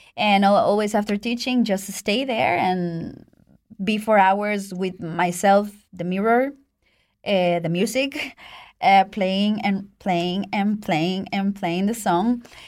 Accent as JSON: {"language": "English", "country": "Mexico", "tie": "born or raised there", "also_born_or_lived": "Italy", "moved": "as an adult", "lives_now": "Switzerland", "said": "I was born in Mexico"}